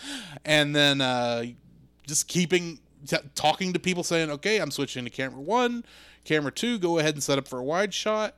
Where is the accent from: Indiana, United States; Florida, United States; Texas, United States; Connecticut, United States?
Texas, United States; I grew up in Texas